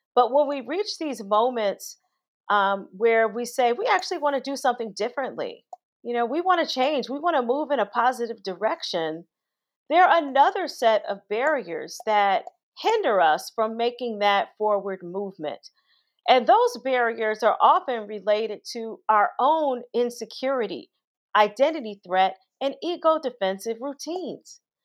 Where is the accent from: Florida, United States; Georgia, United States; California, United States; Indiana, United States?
Indiana, United States; Gary; moved away; growing up in Gary, Indiana, which is a steel town